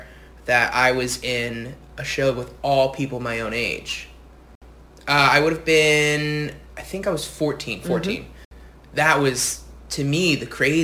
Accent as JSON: {"language": "English", "region": "New Jersey", "country": "United States", "said": "I'm from New Jersey. I'm from a little further north"}